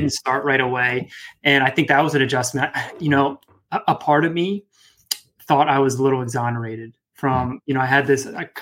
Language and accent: English; Northern Virginia, United States; where I grew up in Northern Virginia